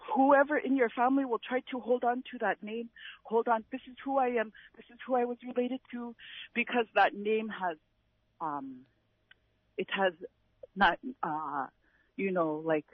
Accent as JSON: {"language": "English", "town": "Napakiak", "region": "Alaska", "country": "United States", "said": "I'm from Napakiak"}